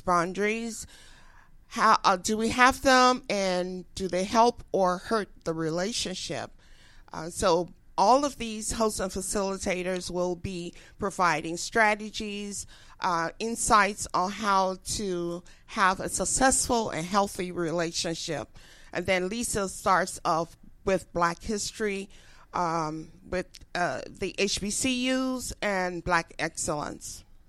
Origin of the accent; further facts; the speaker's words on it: Liberia; moved away as an adult; now in United States; growing up in Africa, West Africa, I fell in love with the culture, the music, the food